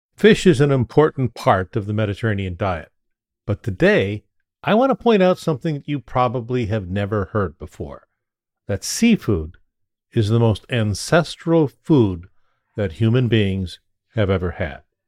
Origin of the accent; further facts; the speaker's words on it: Ketchikan, Alaska, United States; I was born and raised in Ketchikan, Alaska, the salmon capital of the world